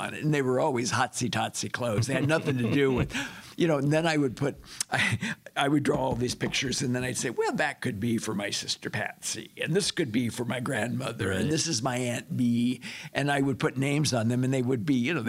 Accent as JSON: {"language": "English", "town": "Monterey Park", "region": "California", "country": "United States", "tie": "born or raised there", "said": "I was born in California. Los Angeles area, Monterey Park."}